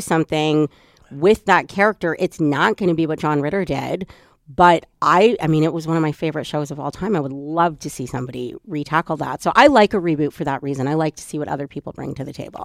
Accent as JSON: {"language": "English", "town": "Edmonton", "region": "Alberta", "country": "Canada", "tie": "born or raised there", "said": "I'm from Edmonton and grew up there."}